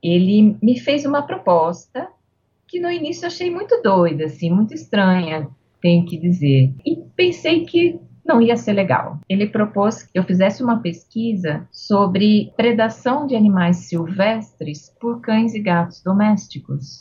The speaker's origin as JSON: {"language": "Portuguese", "town": "Santa Bárbara d'Oeste", "region": "São Paulo", "country": "Brazil", "tie": "born or raised there", "also_born_or_lived": "Piracicaba", "said": "Eu nasci em Santa Bárbara do Oeste."}